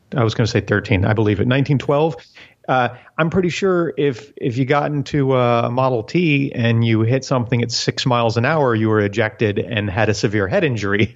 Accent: South Florida, United States; when I was a kid, growing, growing up in South Florida

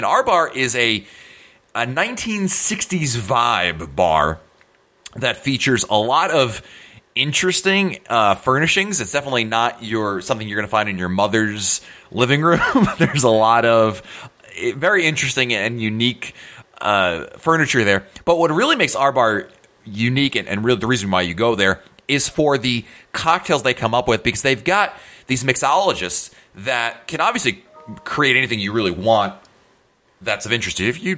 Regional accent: Northeast, United States; I come from the Northeast

